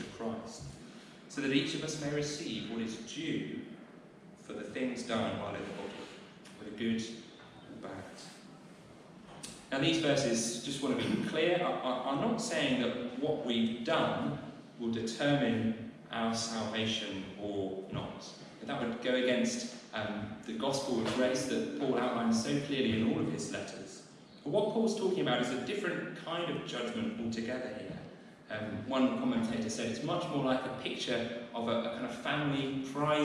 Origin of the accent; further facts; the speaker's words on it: Southampton, South East England, United Kingdom; now in Winchester, United Kingdom; I grew up in Southampton. That used to be my home.